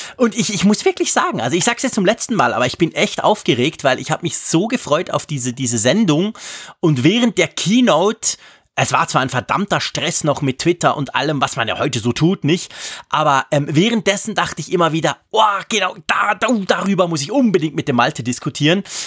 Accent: Switzerland; accent: Swiss German; für mich als Schweizer

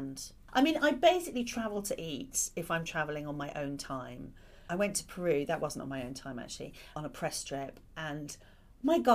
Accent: Ireland; moved away; I grew up partly in Ireland

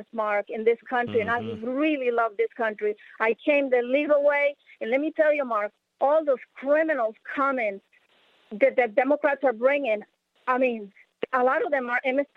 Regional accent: Nicaragua; moved away as an adult; also born or lived in Chile; now in Pensacola, United States; I'm from Nicaragua

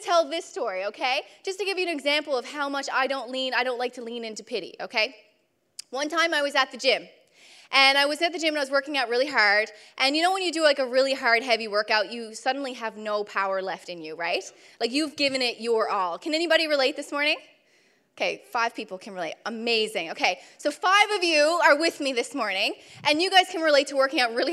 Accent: Newfoundland and Labrador, Canada; I'm from Newfoundland

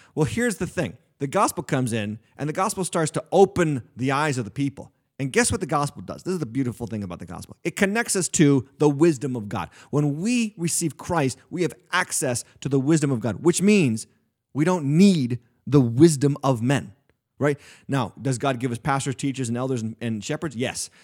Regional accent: New England, United States; I'm a lifelong New Englander. Here I am pastoring a church in New England.

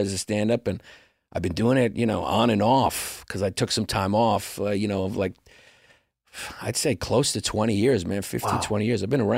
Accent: New York City, New York, United States; I grew up in Brooklyn, New York, Greek American.

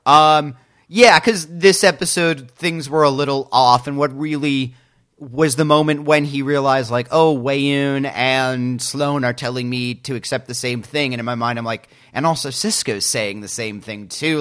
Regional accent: United States; I as an American

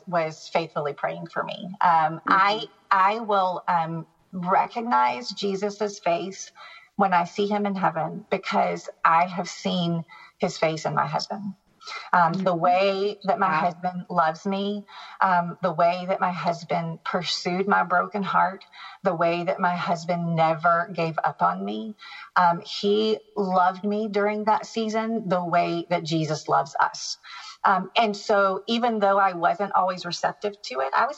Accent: the South, United States; I grew up in the South. I grew up as a Southern Baptist. You don't skip Easter Sunday church

